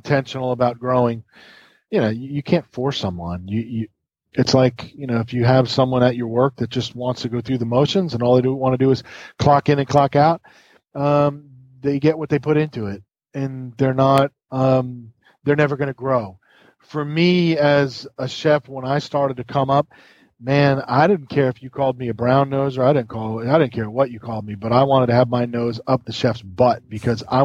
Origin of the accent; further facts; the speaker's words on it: New York, United States; now in the South, United States; And I grew up in New York, like where it was cold